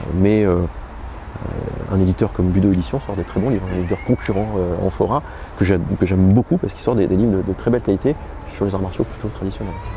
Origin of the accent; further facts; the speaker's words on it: Clermont-Ferrand, Auvergne-Rhône-Alpes, France; moved away as an adult; also born or lived in Bordeaux; now in Paris, France; toute ma jeunesse, au collège et au lycée, c'était karaté, karaté, karaté, karaté. Karaté euh, traditionnel, karaté en compétition, en kata, en combat, tout ce que tu veux, en Auvergne.